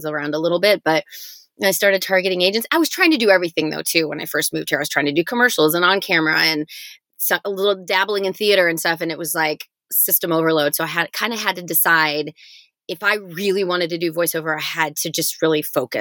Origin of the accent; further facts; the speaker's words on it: Michigan, United States; I grew up in Michigan